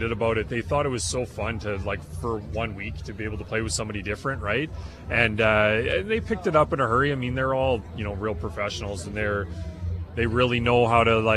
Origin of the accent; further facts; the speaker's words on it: Manitoba, Canada; I'm from Manitoba